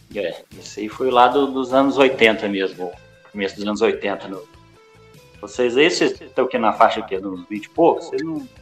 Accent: Barbacena, Minas Gerais, Brazil; accent: mineiro; Eu sou de, de Barbacena

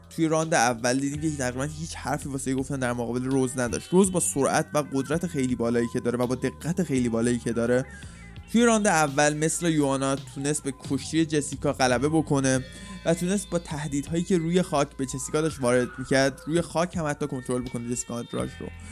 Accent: Iran; واسه ما که ایرانیم

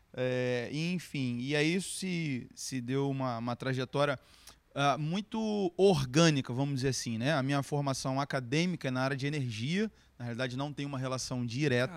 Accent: Brazil; Eu sou brasileiro.

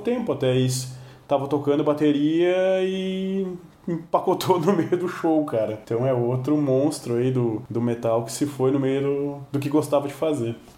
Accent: Brazil; nós aqui que somos brasileiros

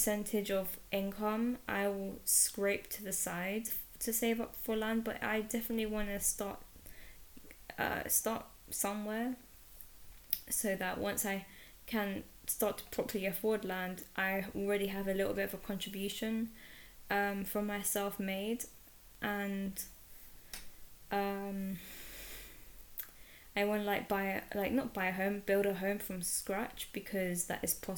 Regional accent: London, United Kingdom; I was born in London, and I grew up in London.

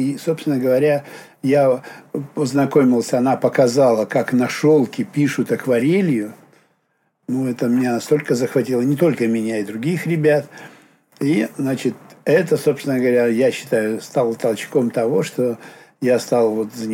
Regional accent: Petrozavodsk, Republic of Karelia, Russia; born there; Ну, так уж получилось, что я в Петрозаводске родился.

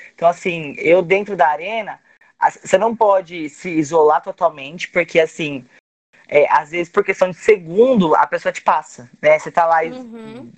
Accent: Cabreúva, São Paulo, Brazil; Eu sou de Cabreúva, da região de Jundiaí

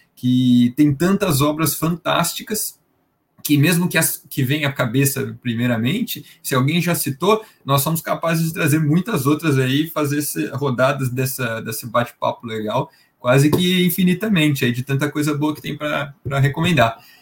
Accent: interior of São Paulo, Brazil; Sou de São Paulo interior de São Paulo

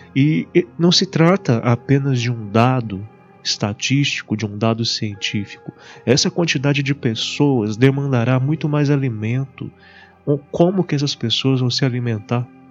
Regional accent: Barbacena, Minas Gerais, Brazil; na cidade onde eu estou e onde eu cresci, Barbacena

